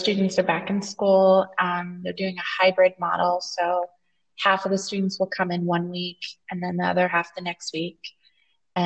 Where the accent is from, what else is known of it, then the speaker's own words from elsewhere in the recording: United States; moved away as an adult; now in Torreon, Mexico; I'm an American teacher.